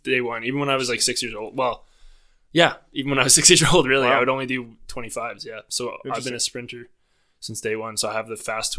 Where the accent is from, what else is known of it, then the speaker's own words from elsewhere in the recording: Lethbridge, Alberta, Canada; also born or lived in Ireland; I'm from Lethbridge, Alberta.